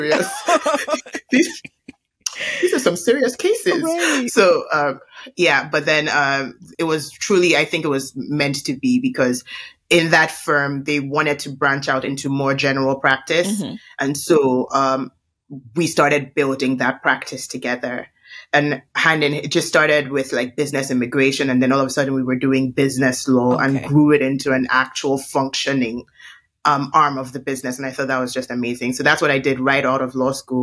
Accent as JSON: {"language": "English", "country": "Nigeria", "said": "growing up as a Nigerian"}